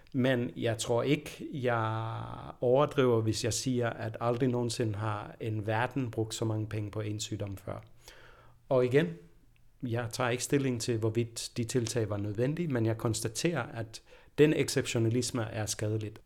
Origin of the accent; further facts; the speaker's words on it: Denmark; jeg er født i Danmark